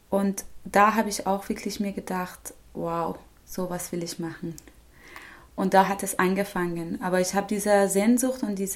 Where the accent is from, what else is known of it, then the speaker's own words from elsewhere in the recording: Tehran, Tehran Province, Iran; born there; German is a second language; ich bin in Teheran geboren, 1981.